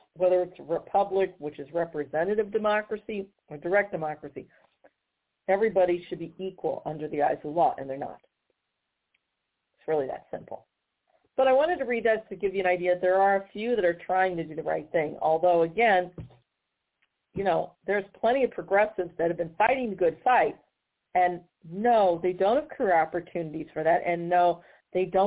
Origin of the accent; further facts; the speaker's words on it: Missouri, United States; my home state of Missouri